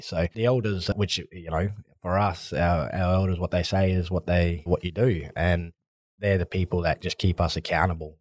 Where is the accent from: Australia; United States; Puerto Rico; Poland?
Australia; Adelaide, South Australia; I grew up, I was born here in Adelaide and, and grew up here.